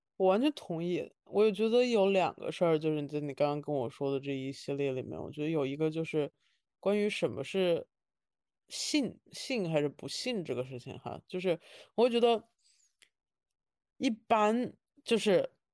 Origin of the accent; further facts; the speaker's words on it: Wuhan, Hubei, China; 我是武汉人，但是我在北京已经待了，陆陆续续地待了